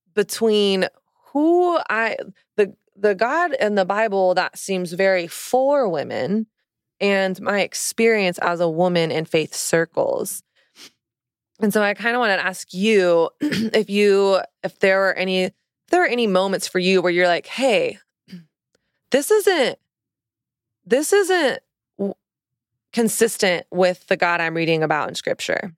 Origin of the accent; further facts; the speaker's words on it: the South, United States; moved away as an adult; now in New York City, United States; I didn't grow up in a Christian home, but I grew up in the South